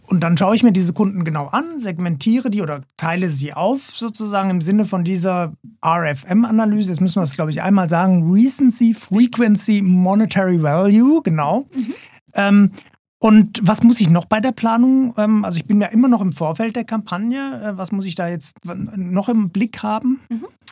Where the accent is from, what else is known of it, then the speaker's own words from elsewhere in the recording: Germany; als Deutscher